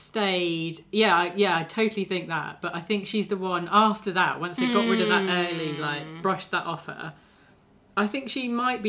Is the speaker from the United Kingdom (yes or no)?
yes; United Kingdom; obviously we're British.